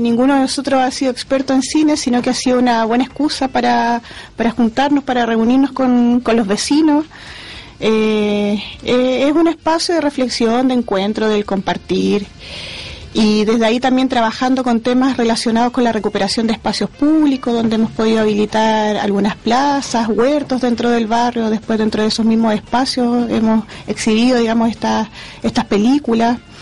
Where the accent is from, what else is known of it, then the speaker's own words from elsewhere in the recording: Valparaíso, Chile; como porteña